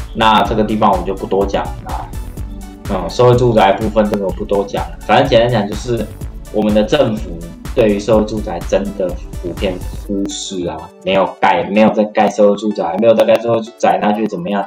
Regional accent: Taiwan; 我们台湾

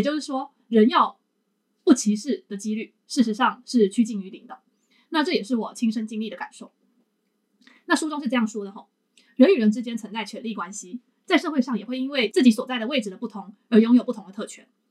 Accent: Taiwan; now in Japan; 我原本是作为台湾人置身于台湾这一的主，主流的，你说族群也好的一个社会里面

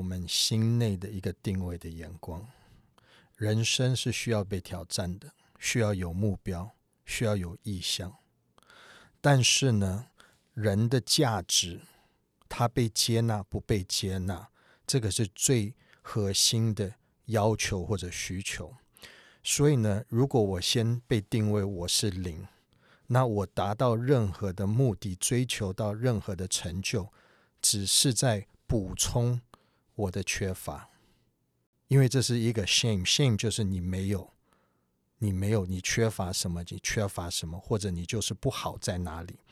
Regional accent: United States; 我是美国长大的

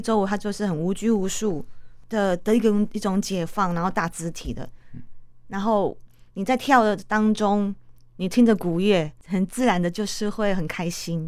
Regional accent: Tainan, Taiwan; 就在我二十三岁的时候，我因为我是台南人

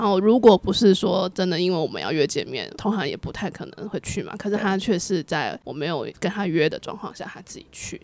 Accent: Kaohsiung, Taiwan; moved away; 我们都是高雄人

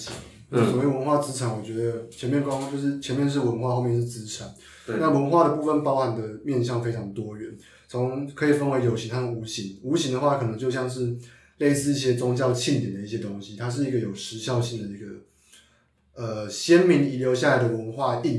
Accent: Taichung, Taiwan; now in Taipei, Taiwan; 我是台中人

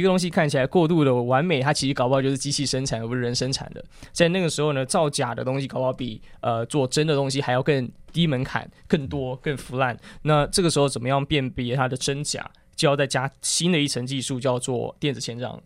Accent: Hsinchu, Hsinchu City, Taiwan; moved away as an adult; also born or lived in Taipei / Hong Kong; 我是在台北市出生，但是很小，因为家人在竹科上班，我就，我就在新竹长大嗯，嗯所以新竹大概住了十二年，就六到十八岁，读新竹中学

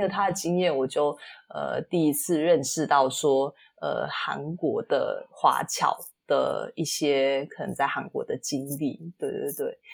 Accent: Singapore; 我是新加坡人嘛

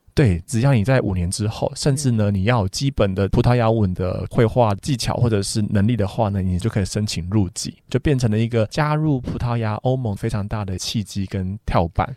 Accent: Taiwan; 口感其实跟我们台湾的也比较接近

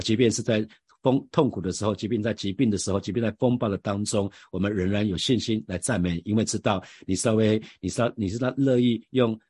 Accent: Taiwan; 我们台湾人基本上真的是，呃，儒家思想充分发挥在台湾这块土地

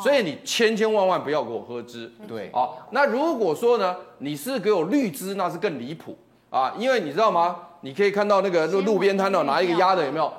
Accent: Taiwan; 我们台湾话有一句话很好玩

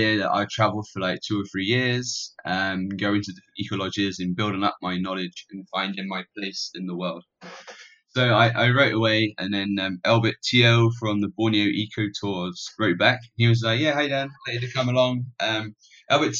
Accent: Plymouth, South West England, United Kingdom; moved away as an adult; now in Malaysia; I'm actually British. So I was born in Plymouth, which is by the sea on the south coast in Devon

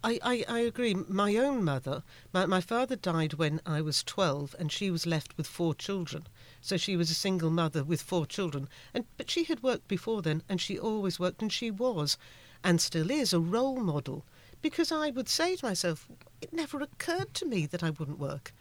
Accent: United Kingdom; I'm from the United Kingdom

